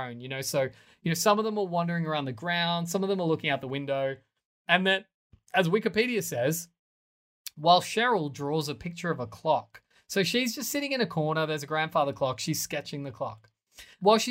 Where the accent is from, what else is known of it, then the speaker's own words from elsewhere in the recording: Australia; as an Australian, I'm so used to a city being beach facing.